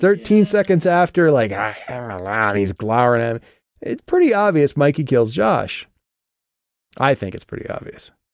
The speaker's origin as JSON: {"language": "English", "region": "Midwest", "country": "United States", "tie": "born or raised there", "moved": "yes", "said": "back in my hometown"}